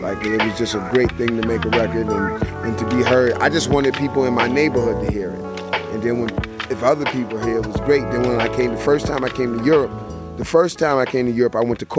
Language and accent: English; New York City, New York, United States; also born or lived in New Rochelle; from New York City, originally from the Bronx, BX, Bronx